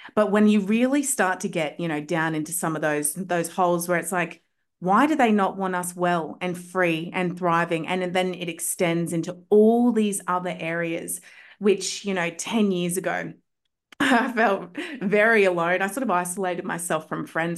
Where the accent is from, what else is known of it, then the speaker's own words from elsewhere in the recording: Australia; I'm from Australia